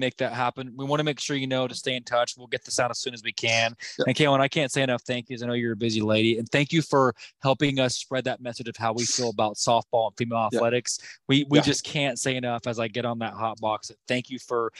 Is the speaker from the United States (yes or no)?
yes; Norman, Oklahoma, United States; Even though we're from Norman